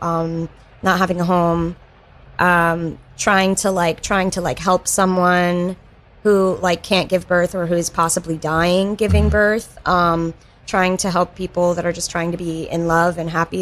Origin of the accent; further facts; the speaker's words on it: North Carolina, United States; now in New York, United States; I'm from the South, and recently one of my high school friends came to visit, and she still lives in like my tiny North Carolina town.